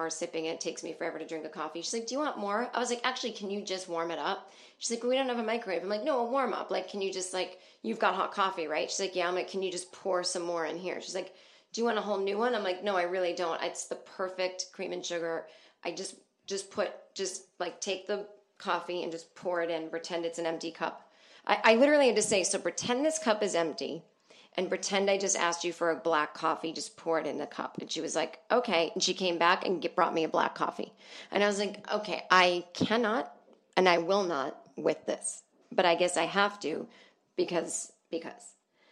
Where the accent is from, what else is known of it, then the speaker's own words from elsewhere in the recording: Boston, Massachusetts, United States; Boston, my hometown